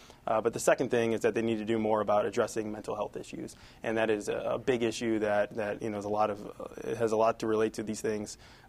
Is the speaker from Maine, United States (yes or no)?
no; Chicago, Illinois, United States; now in Denver, United States; I grew up in Chicago, too, so where gun violence is obviously devastating.